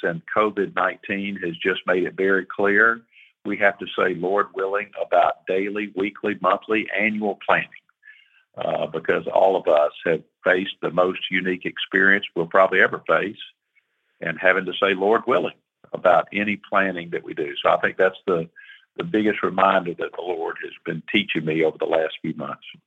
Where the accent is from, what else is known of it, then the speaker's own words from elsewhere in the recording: Atlanta, Georgia, United States; I grew up in Atlanta